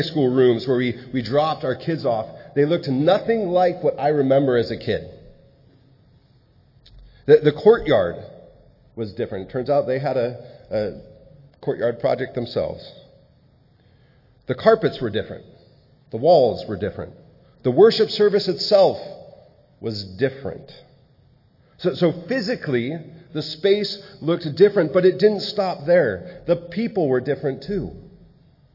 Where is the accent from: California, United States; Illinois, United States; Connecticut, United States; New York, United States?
California, United States; San Diego; moved away as an adult; also born or lived in Malawi; I was born and raised in San Diego and now live up here